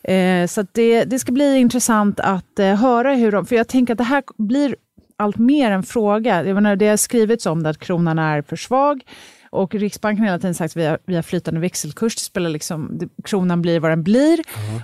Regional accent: Sweden; som svenskar

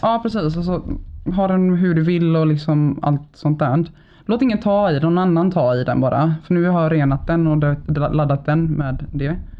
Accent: Gothenburg, Västra Götaland, Sweden; jag är född och uppvuxen i Bergsjön på Siriusgatan

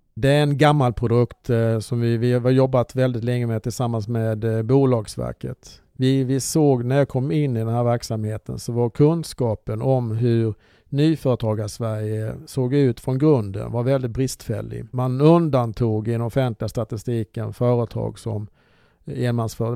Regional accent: Olofström, Blekinge, Sweden; moved away; jag är uppvuxen i Blekinge

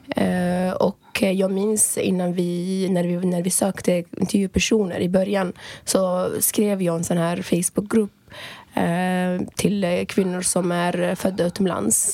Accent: Libya; moved away as an adult; now in Sweden; jag är född och uppvuxen i Libyen

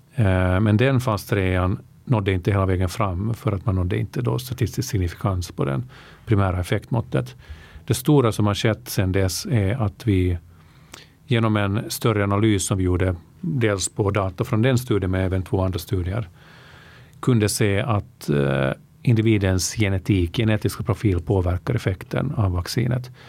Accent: Helsinki, Uusimaa, Finland; moved away as an adult; also born or lived in Vaasa, Finland; now in Stockholm, Sweden; jag är uppvuxen i Finland, eh, född i Vasa. Mitt medvet medvetna liv i Finland eh, spenderade jag mest i Helsingfors

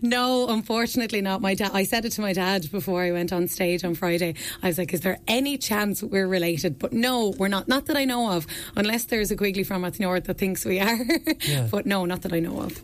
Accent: Ferns, Leinster, Ireland; I'm from Ferns. I'm from Ferns.

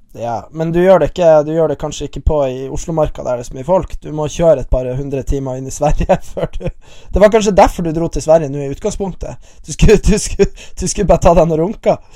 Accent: Bodø, Nordland, Norway; Jeg er fra Bodø

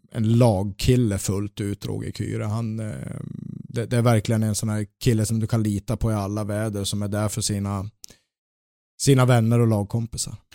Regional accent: Luleå, Norrbotten County, Sweden; now in Gothenburg, Sweden; Jag växte upp i Luleå

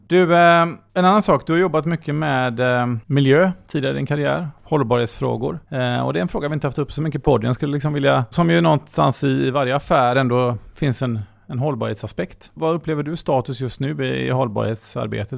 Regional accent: Gothenburg, Västra Götaland, Sweden; som göteborgare vill jag att det här ska vara världens bästa stad att bo

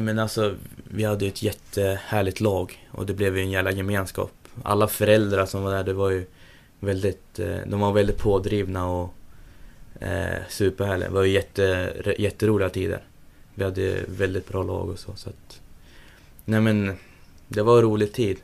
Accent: Sundsvall, Västernorrland County, Sweden; also born or lived in Gjøvik, Norway; jag flyttade till Sundsvall när jag var tre år, tre, fyra år någonstans där

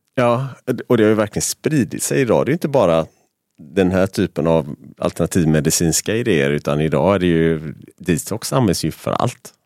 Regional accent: Gothenburg, Västra Götaland, Sweden; vi är göteborgare

